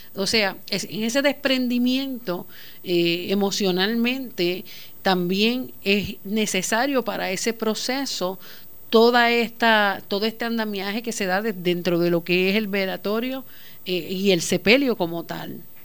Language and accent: Spanish; Puerto Rico; Como puertorriqueños